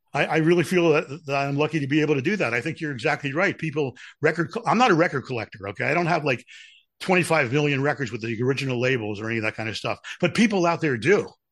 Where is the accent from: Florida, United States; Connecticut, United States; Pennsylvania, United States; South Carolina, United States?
Pennsylvania, United States; Philadelphia; I'm from Philadelphia.